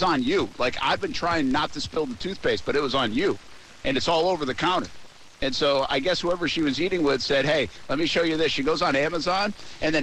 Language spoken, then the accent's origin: English; Rhode Island, United States; moved away as an adult; also born or lived in Albany; now in Jacksonville, United States; I'm from Rhode Island.